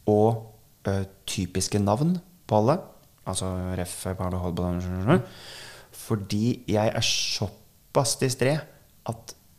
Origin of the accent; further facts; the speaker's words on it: Norway; vi nordmenn